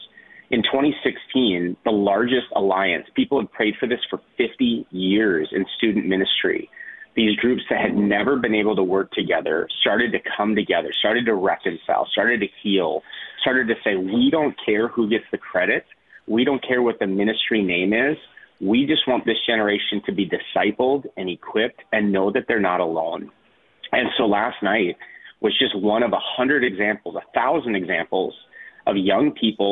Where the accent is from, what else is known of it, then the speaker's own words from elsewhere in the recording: North Dakota, United States; now in Minneapolis, United States; I'm a kid from North Dakota. I live in Minneapolis